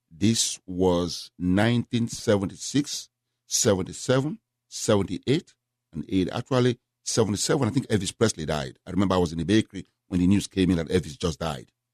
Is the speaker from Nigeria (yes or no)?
yes; Nigeria; moved away as an adult; also born or lived in Memphis, Tennessee / Houston, Texas; now in United States; originally from Nigeria. I left Nigeria when I was nineteen.